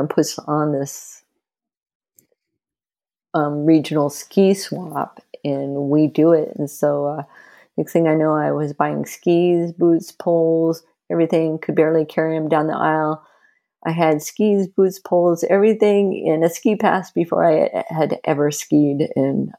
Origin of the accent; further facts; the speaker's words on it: United States; also born or lived in Southern Oregon; now in Leavenworth, United States; I grew up in suburbia America